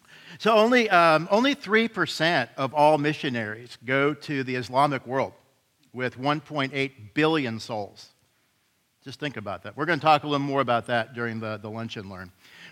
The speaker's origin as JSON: {"language": "English", "country": "Canada", "lives_now": "Houston, United States", "said": "I'm kind of from Houston, so issues. But it's a blessing to be here this morning. Just by point of disclosure, I'm also a Canadian."}